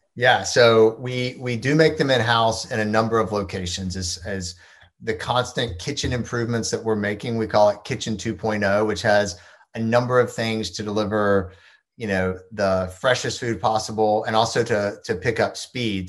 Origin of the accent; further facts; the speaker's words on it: Georgia, United States; I grew up in Georgia